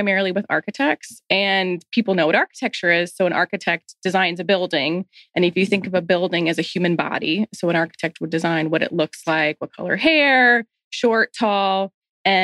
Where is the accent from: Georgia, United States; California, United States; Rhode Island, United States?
Georgia, United States; Atlanta; I grew up here in Atlanta